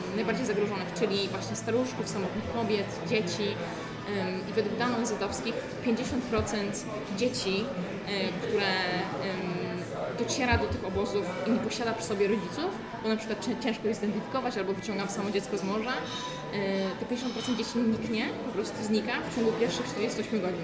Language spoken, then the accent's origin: Polish; Poland; jestem z Polski